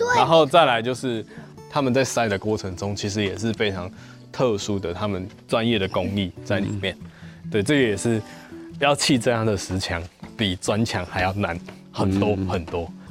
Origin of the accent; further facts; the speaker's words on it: Gukeng, Yunlin County, Taiwan; 我身为在地的青年，我身为在地人